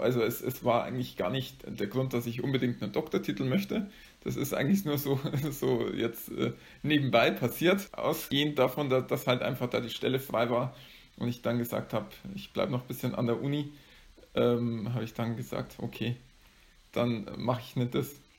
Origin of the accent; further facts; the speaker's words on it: area around Amberg, Bavaria, Germany; also born or lived in Bayreuth; ich stamme aus der Gegend um Amberg